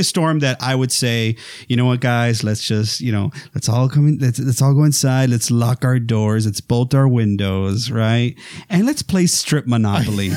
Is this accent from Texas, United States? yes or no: yes; South Texas, United States; I'm from Texas, right? I'm, uh, as y'all may know or not, I'm from the, from the ranch, uh, South Texas area